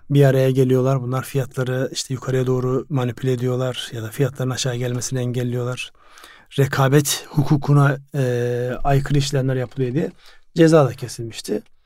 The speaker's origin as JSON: {"language": "Turkish", "region": "Ardahan", "country": "Turkey", "tie": "born or raised there", "moved": "yes", "said": "Yani benim memleketim Ardahan"}